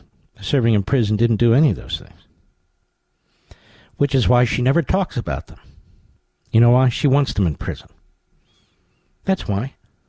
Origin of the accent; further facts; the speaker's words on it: Pennsylvania, United States; the great state of Pennsylvania, my home state.